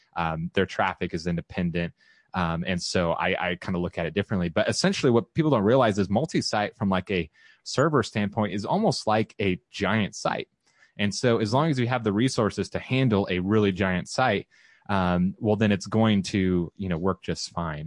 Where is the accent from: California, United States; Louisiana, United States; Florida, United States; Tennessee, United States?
California, United States; Southern; now in Austin, United States; I am relocating back to Southern California, where I'm from.